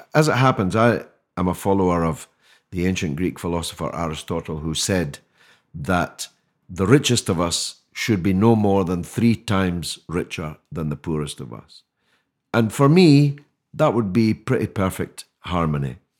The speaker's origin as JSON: {"language": "English", "region": "Scotland", "country": "United Kingdom", "moved": "yes", "lives_now": "London, United Kingdom", "said": "I speak as a Scotsman"}